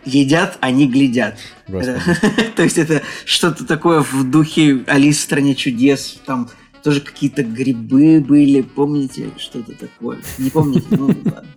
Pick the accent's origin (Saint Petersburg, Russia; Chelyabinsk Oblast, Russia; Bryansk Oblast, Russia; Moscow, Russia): Saint Petersburg, Russia; Мы, мы, петербуржцы